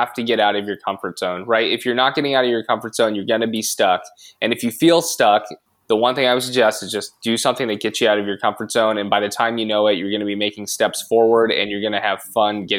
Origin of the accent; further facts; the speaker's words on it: Long Beach, California, United States; my favorite thing about growing up in Long Beach is weather